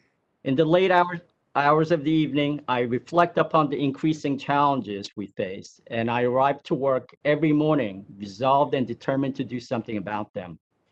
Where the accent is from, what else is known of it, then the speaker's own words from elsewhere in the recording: Lakewood, New Jersey, United States; Senator Booker, I'm also from New Jersey, Ocean County, Lakewood, New Jersey.